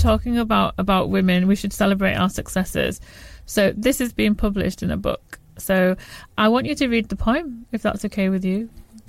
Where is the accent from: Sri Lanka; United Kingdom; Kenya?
United Kingdom; England; born there; I say I was born in England, and then there's a look of bemusement.